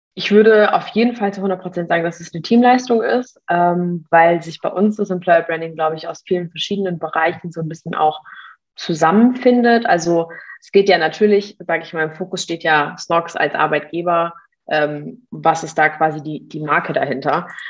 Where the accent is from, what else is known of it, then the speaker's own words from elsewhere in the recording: Mannheim, Baden-Württemberg, Germany; Ich komme auch ursprünglich aus Mannheim.